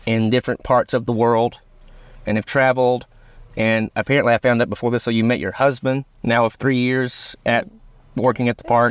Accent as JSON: {"language": "English", "town": "Rome", "country": "United States", "said": "we're both from Rome"}